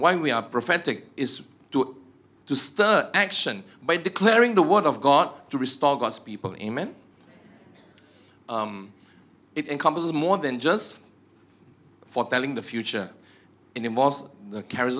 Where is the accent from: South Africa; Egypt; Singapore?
Egypt; I'm from Egypt. Do you know that I'm from Egypt?